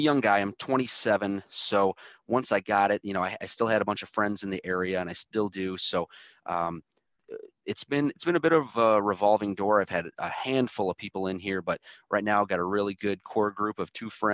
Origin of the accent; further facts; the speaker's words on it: Michigan, United States; I was born and raised here in Michigan, haven't left